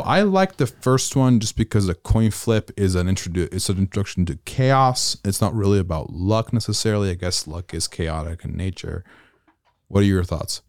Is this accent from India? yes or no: no; Italy; moved away as an adult; now in United States; born and raised in Europe